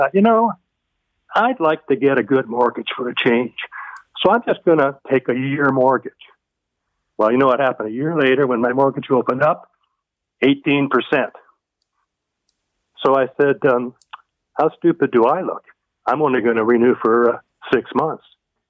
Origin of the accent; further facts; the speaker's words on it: Toronto, Ontario, Canada; now in Brampton, Canada; I'm born and raised in Toronto